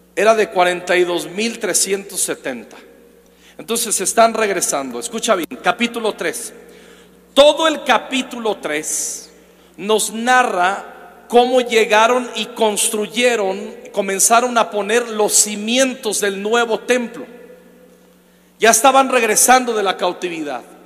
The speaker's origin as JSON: {"language": "Spanish", "town": "Zacapu", "region": "Michoacán", "country": "Mexico", "tie": "born or raised there", "said": "Yo soy de Michoacán. Y de donde yo nací, en Zacapo, un, pueblo"}